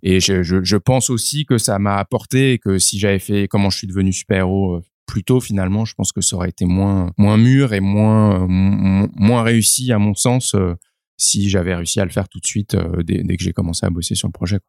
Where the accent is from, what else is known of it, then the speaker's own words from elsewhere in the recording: Paris, Île-de-France, France; je suis né à Paris.